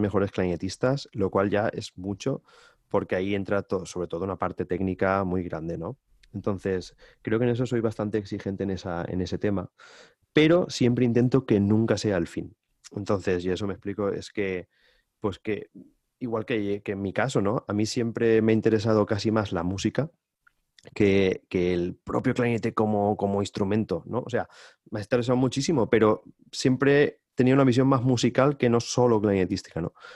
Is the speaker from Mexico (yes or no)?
no; Valencian Community, Spain; also born or lived in Amsterdam, Netherlands; estar en mi casa de toda la vida, en mi pueblo, estoy a, a, 40 minutos apenas en coche